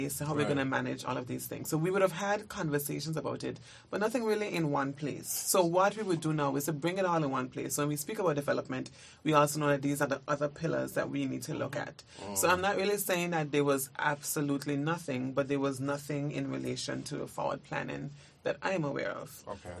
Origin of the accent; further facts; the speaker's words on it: Anguilla; I think I'm from Anguilla